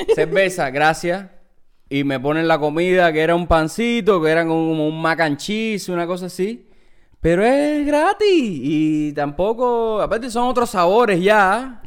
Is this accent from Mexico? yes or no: no; Cuba; now in New York, United States; nosotros venimos de Cuba, en Cuba no hay McDonald's